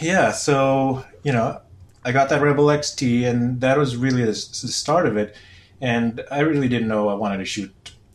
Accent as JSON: {"language": "English", "country": "Philippines", "tie": "born or raised there", "also_born_or_lived": "California / Virginia", "moved": "as an adult", "lives_now": "Southern California, United States", "said": "I was born in California, but I grew up in the Philippines"}